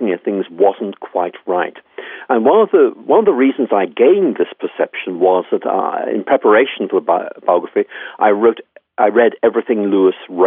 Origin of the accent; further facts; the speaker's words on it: Ireland; I'm Irish myself